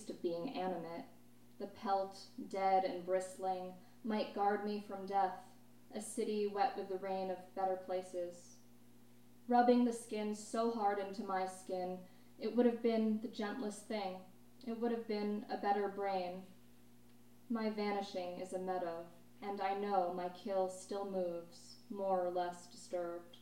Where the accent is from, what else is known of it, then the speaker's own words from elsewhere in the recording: New York, United States; now in Los Angeles, United States; I grew up in New York, never learned how to drive